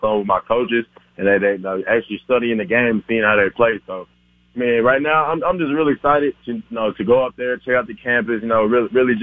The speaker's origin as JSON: {"language": "English", "town": "Houston", "region": "Texas", "country": "United States", "said": "I'm from Houston, Texas"}